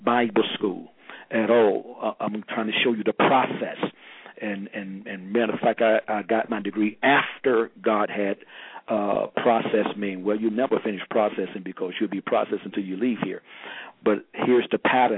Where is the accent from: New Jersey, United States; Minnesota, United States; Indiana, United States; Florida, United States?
Florida, United States; St. Petersburg; moved away as an adult; now in Miami area, United States; I'm originally from St. Petersburg, Florida. That's the west coast of Florida, around about close to Tampa, next to Tampa and Sarasota